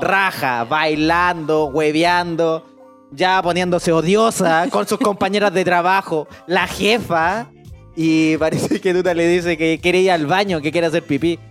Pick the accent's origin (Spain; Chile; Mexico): Chile; Talca, Maule; si soy de Talca, pues si somos guasos